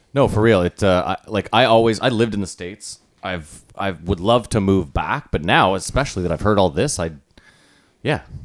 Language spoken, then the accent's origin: English; Ottawa, Ontario, Canada; we're from Ottawa, where you would assume, like, oh, it's impossible to make it in comedy, but multiple people have made it out of here